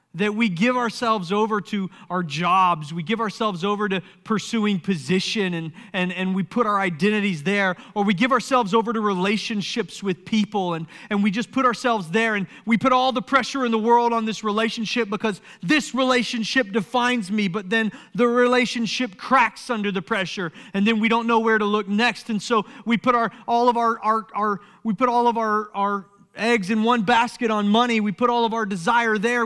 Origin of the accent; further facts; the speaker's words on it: Summerville, South Carolina, United States; I grew up in Somerville, South Carolina